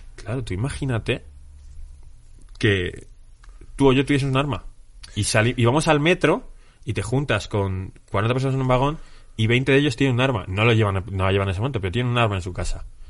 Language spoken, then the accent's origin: Spanish; Spain; nosotros como españoles